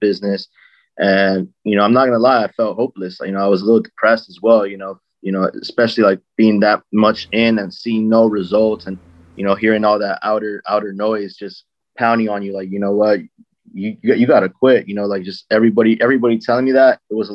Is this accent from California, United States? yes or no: yes; Lynwood, California, United States; born and raised in Linwood, California.